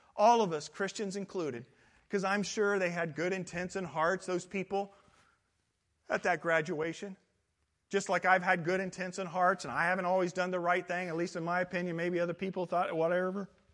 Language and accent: English; Midwest, United States; now in Southern California, United States; I come from the Midwest